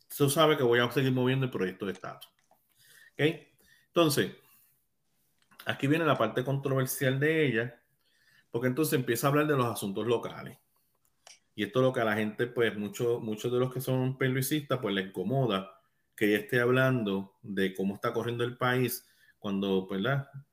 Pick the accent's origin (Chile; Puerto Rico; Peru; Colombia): Puerto Rico; first language Spanish; yo soy puertorriqueño